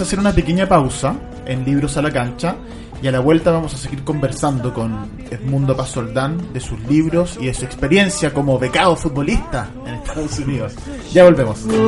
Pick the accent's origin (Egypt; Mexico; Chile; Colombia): Chile; Nosotros acá en Chile